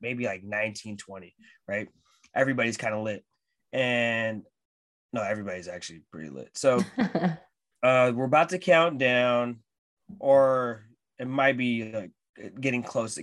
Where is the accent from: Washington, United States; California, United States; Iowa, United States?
Washington, United States; Seattle; from here. And like, from Seattle.